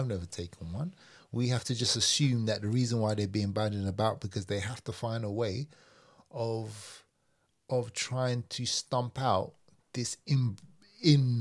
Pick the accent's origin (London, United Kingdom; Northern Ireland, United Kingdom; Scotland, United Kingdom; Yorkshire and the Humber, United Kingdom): London, United Kingdom; I grew up in Hackney, you know, and Stoke Newton Police Station was up the road